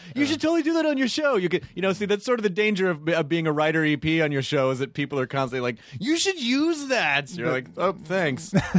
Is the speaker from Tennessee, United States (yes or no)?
yes; Tennessee, United States; No, I'm from Tennessee.